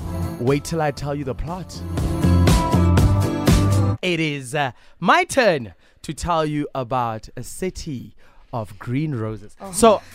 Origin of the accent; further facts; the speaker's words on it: Bloemfontein, Free State, South Africa; my hometown is Bloem